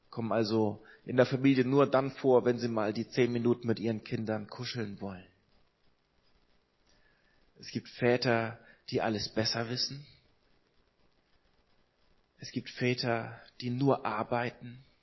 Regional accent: Hamburg, Germany; Ich komme aus Hamburg, ich komme aus einer Großstadt, aus einer Millionenstadt und bin in Hamburg aber aufgewachsen in einer frei evangelischen Gemeinde.

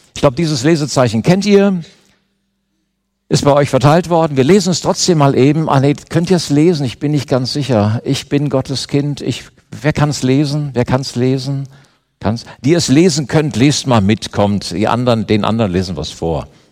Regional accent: Germany; Ich bin Deutscher

